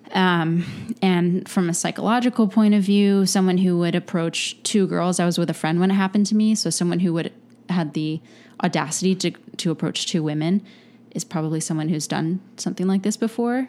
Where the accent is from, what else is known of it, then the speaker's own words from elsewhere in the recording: Lancaster, Pennsylvania, United States; moved away; living in Lancaster